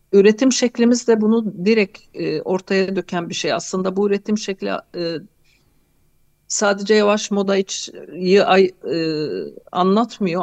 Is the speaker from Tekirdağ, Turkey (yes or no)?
no; Hatay, Turkey; Hatay'da doğup büyüdüm